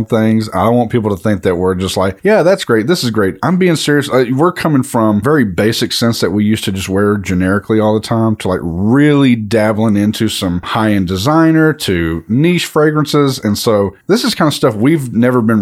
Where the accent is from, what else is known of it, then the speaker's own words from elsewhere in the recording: East Texas, United States; East Texas at that.